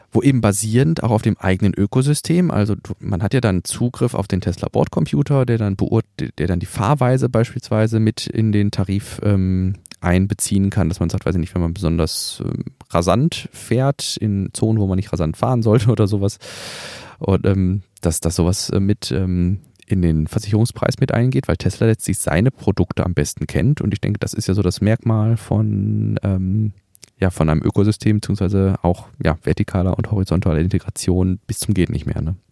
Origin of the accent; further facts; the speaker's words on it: Germany; bei uns in Deutschland